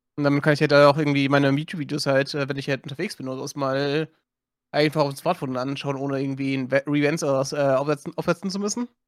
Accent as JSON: {"language": "German", "country": "Germany", "said": "bei uns in Deutschland"}